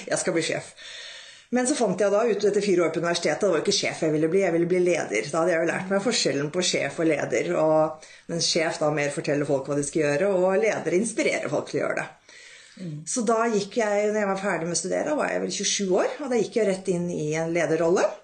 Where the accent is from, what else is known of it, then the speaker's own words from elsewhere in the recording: Rælingen, Akershus, Norway; moved away as an adult; also born or lived in Europe; jeg vokste da opp i Rælingen utenfor Oslo. Og pappaen min var lege, mammaen min var sykepleier.